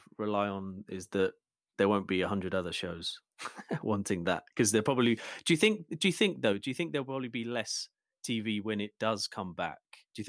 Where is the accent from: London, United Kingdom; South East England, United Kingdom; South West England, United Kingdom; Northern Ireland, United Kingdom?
South East England, United Kingdom; Medway; I grew up in Medway